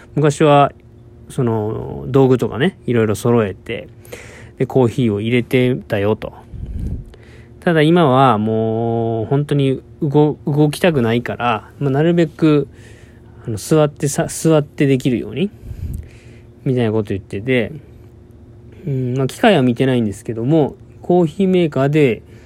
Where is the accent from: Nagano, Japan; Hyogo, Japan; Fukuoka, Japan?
Fukuoka, Japan; moved away as an adult; also born or lived in Kagoshima; 僕の実家は福岡にあるんですけども